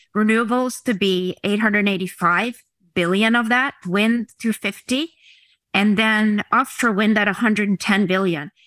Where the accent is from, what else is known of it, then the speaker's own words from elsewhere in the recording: Oslo, Norway; I was born in Oslo, Norway